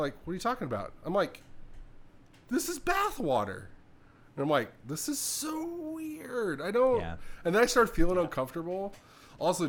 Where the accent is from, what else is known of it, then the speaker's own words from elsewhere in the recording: Southern California, United States; now in Midwest, United States; I may have been born here and currently live in the Midwest, but I grew up in Southern California